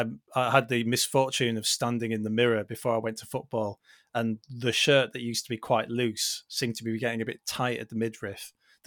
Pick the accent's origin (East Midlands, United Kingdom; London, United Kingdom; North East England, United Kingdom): North East England, United Kingdom; Billingham; I was brought up in Billingham.